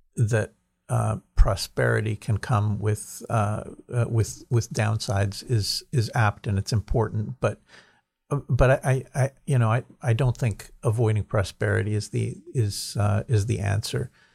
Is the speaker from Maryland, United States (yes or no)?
no; New Jersey, United States; moved away as an adult; now in Israel; I grew up in New Jersey